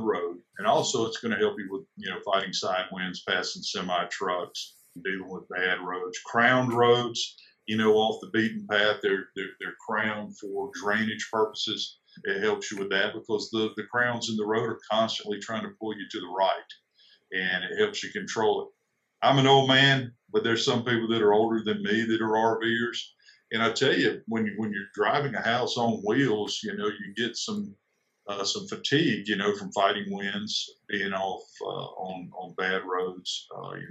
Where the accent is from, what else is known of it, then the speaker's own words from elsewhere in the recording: South Carolina, United States; I'm originally from South Carolina.